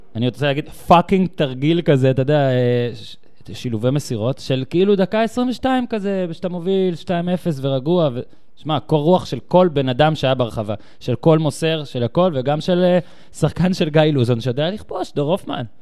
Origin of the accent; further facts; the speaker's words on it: Tel Aviv, Tel Aviv District, Israel; אני בא מישראל, מתל אביב